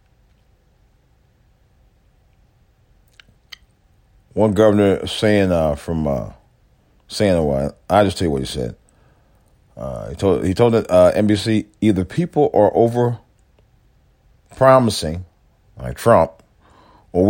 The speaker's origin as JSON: {"language": "English", "country": "United States", "said": "as an American citizen, as an American U.S. taxpayer"}